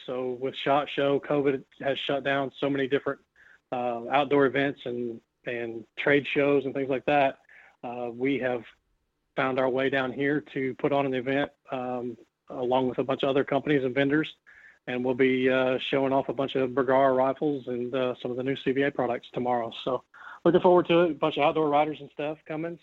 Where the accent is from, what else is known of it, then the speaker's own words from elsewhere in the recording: Indiana, United States; moved away; growing up in Indiana, I had uh, about 900 acres of farmland as a kid